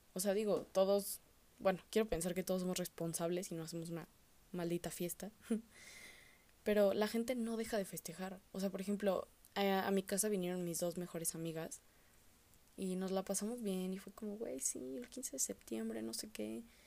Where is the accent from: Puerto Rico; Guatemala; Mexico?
Mexico; como los mexicanos